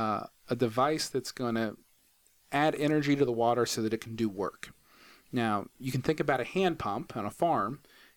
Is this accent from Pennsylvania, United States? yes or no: no; Huntington, West Virginia, United States; also born or lived in Purdue University, Indiana; I'm from Huntington, but I got my undergrad at Purdue University